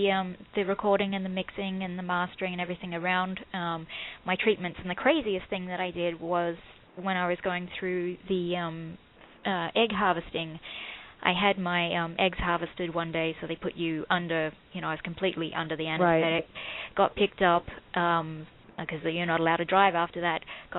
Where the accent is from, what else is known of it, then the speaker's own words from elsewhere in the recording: Australia; No, I don't have family here. I was born and raised in Australia.